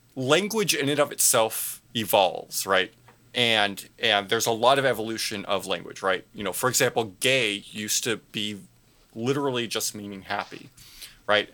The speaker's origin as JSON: {"language": "English", "region": "Southern California", "country": "United States", "said": "I'm from Southern California, and in, in Southern California, we call freeway"}